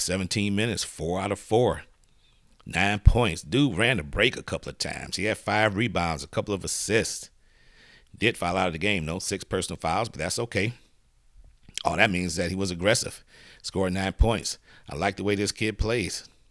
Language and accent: English; Detroit, Michigan, United States; I was born in Detroit